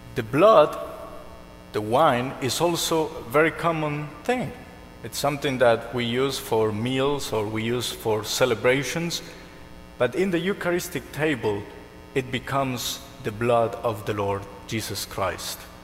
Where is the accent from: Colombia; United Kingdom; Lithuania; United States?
Colombia; moved away; I'm from Colombia